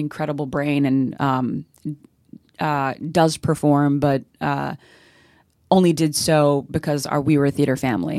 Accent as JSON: {"language": "English", "region": "Central Florida", "country": "United States", "tie": "born or raised there", "also_born_or_lived": "South Bronx, New York", "said": "I moved down to, uh, Central Florida"}